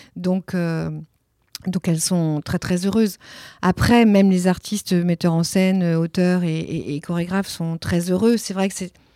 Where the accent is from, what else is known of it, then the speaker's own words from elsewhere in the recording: Nantes, Pays de la Loire, France; first language Italian; French is a second language; moved away as an adult; also born or lived in Italy; now in Marseille, France; J'ai grandi à Nantes, oui. Longtemps, 35 ans à Nantes.